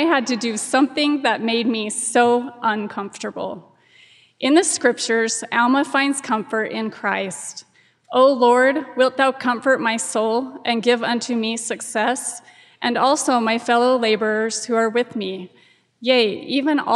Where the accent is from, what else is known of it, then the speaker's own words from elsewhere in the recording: Holden, Utah, United States; I grew up in a very small town in Utah called Holden, which has a population of about 400